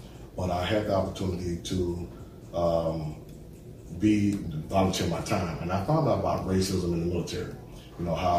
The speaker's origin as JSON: {"language": "English", "town": "Mobile", "region": "Alabama", "country": "United States", "tie": "born or raised there", "also_born_or_lived": "Monroeville, Alabama", "said": "Born and raised in Mobile. I'm a native son of Alabama. You know, grew up in the Maysville area, in Brookenville area. I was raised by a single parent, myself, and have two sisters and one brother."}